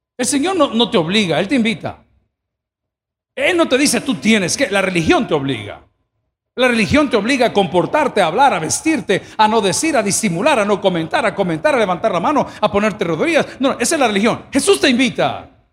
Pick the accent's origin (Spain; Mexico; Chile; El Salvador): El Salvador; Yo no soy italiano, soy salvadoreño